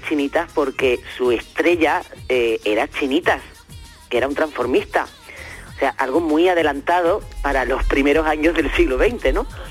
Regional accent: Seville, Andalusia, Spain; moved away; ahí en mi tierra querida

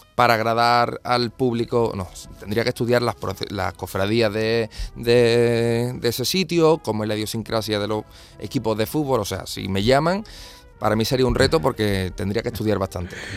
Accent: Seville, Andalusia, Spain; somos todos los sevillanos

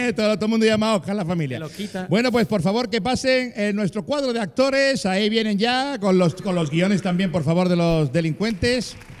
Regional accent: Andalusia, Spain; los que mejor hablamos del globo terráqueo somos los andaluces

